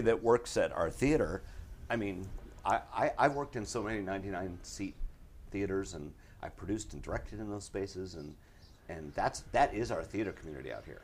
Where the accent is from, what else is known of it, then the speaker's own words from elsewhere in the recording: Wisconsin, United States; now in Los Angeles, United States; I'm from Wisconsin.